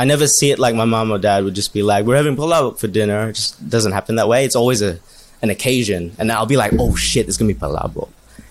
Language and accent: English; Philippines; at the end of the day, we are Filipino